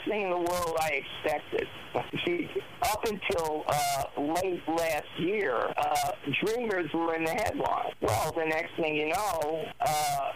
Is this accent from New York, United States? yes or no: yes; New York City, New York, United States; I'm from Brooklyn